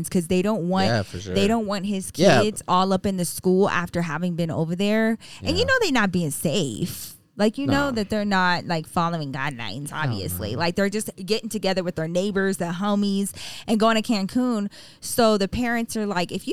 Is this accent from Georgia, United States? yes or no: no; Texas, United States; I am from Texas